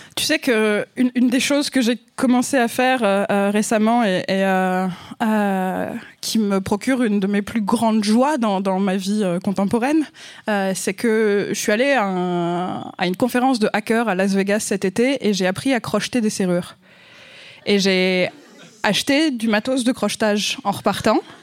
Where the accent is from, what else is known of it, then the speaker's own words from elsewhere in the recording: France; accent: French; mon accent français